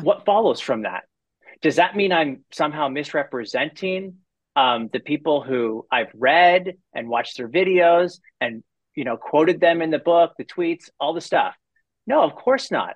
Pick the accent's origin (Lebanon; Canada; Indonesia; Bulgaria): Canada; I'm a Canadian